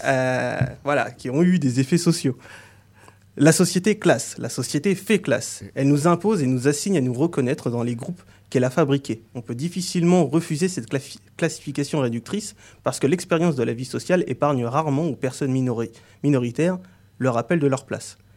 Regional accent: France; je suis né en France, mais je n'ai pas l'apparence que l'on associe à l'image du français de souche. De ce fait, j'ai grandi dans un contexte

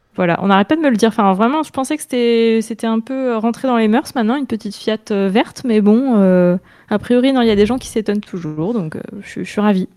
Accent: Orléans, Centre-Val de Loire, France; moved away as an adult; now in Tours, France; je viens d'Orléans

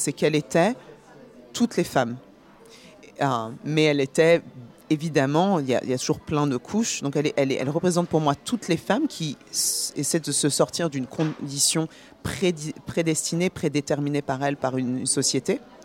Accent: Paris, Île-de-France, France; also born or lived in Guinea / Burgundy; now in New York, United States; je, vis à New York, mais je suis née à Paris

